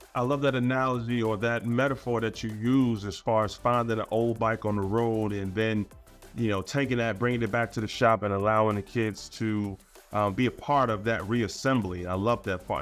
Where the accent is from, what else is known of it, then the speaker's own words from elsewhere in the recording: Baltimore, Maryland, United States; when I was growing up in East Baltimore